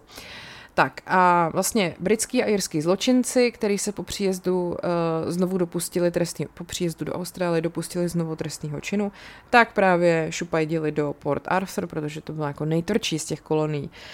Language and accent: Czech; Czechia; asi jako průměrný Čech